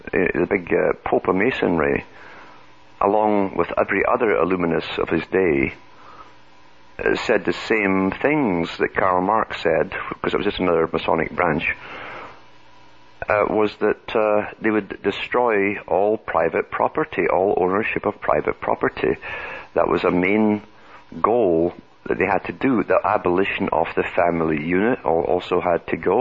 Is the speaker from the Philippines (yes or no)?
no; United Kingdom; moved away; I come from Britain